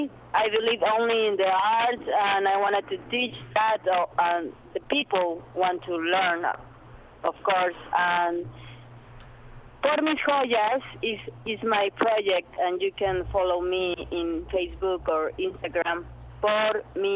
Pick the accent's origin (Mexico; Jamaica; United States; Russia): Mexico; from Mexico